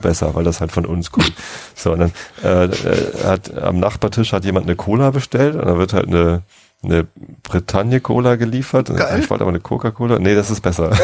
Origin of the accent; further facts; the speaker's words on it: Lower Saxony, Germany; Ich bin ja aufgewachsen in Niedersachsen, ich wohne hier, aber es ist halt Speckgürtel Hamburg